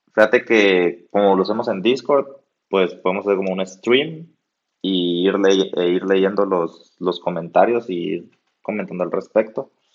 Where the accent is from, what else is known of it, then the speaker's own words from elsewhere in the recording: Guatemala; aquí estamos los dos en Guatemala, somos chapines